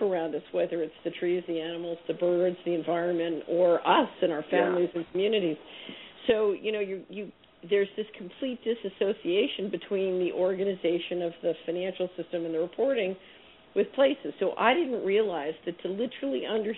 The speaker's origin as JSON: {"language": "English", "town": "Philadelphia", "region": "Pennsylvania", "country": "United States", "tie": "born or raised there", "moved": "yes", "lives_now": "Memphis, United States", "said": "I grew up in West Philadelphia"}